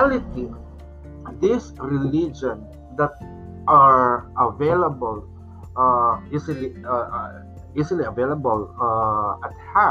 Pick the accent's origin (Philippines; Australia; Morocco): Philippines; for us as a Filipino, since our country has been dominated and colonized by the Spanish colonizer